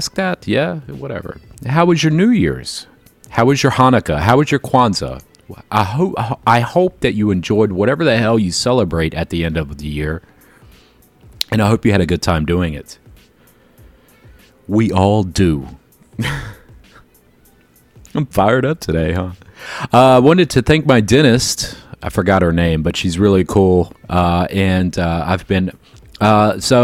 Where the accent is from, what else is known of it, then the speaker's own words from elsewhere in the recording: Jacksonville, Florida, United States; I grew up in Jacksonville where the schools were integrated